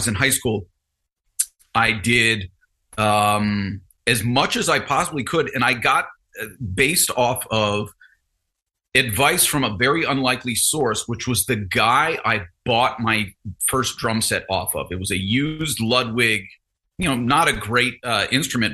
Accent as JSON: {"language": "English", "region": "New Jersey", "country": "United States", "tie": "born or raised there", "also_born_or_lived": "Ohio / Louisiana / North Texas", "said": "I was born in Ohio, lived in Louisiana for a few years, moved to Jersey when I was in like grade school"}